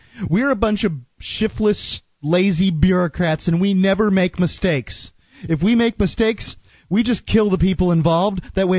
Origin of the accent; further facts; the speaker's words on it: Florida, United States; accent: Southerner; I was born in Florida